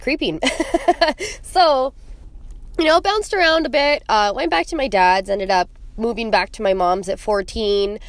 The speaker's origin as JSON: {"language": "English", "town": "Calgary", "region": "Alberta", "country": "Canada", "moved": "yes", "lives_now": "Edmonton, Canada", "said": "I am from Calgary, Alberta. I am living in Edmonton, Alberta now and just kind of bounced back and forth."}